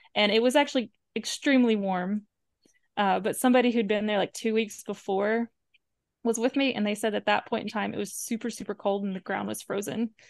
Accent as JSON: {"language": "English", "region": "the Bible Belt", "country": "United States", "tie": "born or raised there", "said": "I'm from the Bible Belt. That's where I was, like, that's where I grew up."}